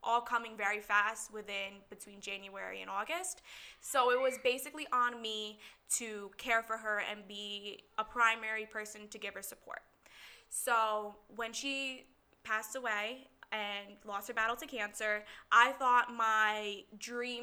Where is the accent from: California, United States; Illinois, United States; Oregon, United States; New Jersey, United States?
New Jersey, United States; Middlesex; I'm from Middlesex, New Jersey. Born and raised in New Jersey